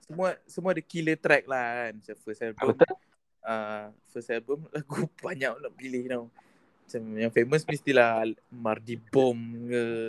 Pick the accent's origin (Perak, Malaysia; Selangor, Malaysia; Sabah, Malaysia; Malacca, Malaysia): Malacca, Malaysia; Melaka, Melaka.